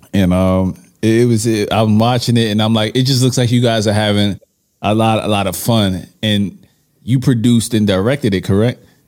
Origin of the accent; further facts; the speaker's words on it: New York, United States; I'm from New York.